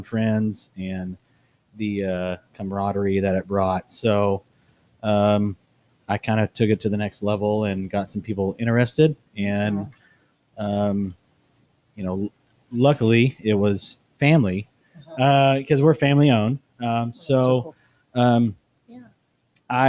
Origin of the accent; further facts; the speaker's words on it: Brock, Texas, United States; I'm from Brock, which is about 40 miles west of here.